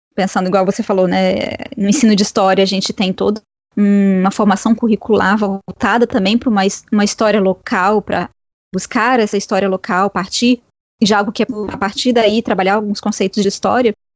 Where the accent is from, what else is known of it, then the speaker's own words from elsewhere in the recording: Espírito Santo, Brazil; isso está acontecendo na terra né, de, onde, de onde eu venho